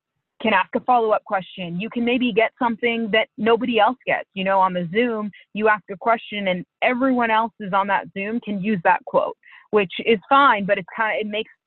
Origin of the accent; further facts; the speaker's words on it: Holliston, Massachusetts, United States; moved away; I grew up outside of Boston in this small town called Holliston